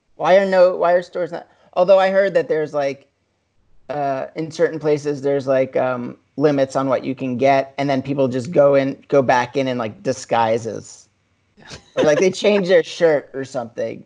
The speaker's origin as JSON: {"language": "English", "region": "New York", "country": "United States", "tie": "born or raised there", "said": "growing up in New York"}